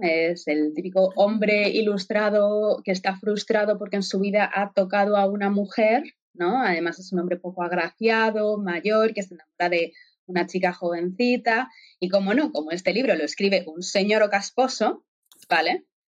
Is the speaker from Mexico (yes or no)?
no; Spain; now in Germany; como española de nacimiento